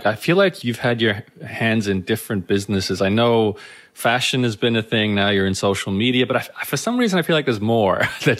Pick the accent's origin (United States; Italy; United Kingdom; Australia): Australia; Brisbane, Queensland; accent: Canadian; For those who don't know, I was born and raised in Brisbane too, although Danielle has the proper accent for Brisbane. I don't.